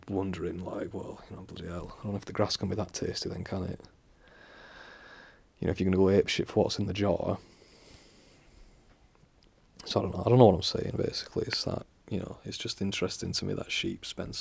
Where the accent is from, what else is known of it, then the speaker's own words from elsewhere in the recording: England, United Kingdom; I'm from England.